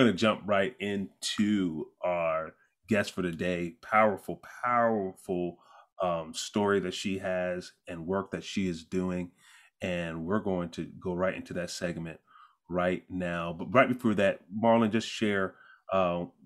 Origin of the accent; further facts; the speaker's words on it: New York, United States; I'm born and raised in New York.